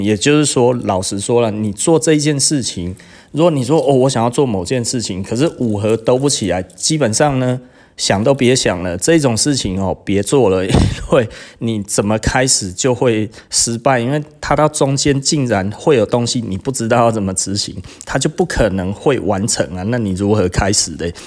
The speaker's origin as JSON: {"language": "Chinese", "country": "Taiwan", "said": "我们台湾人"}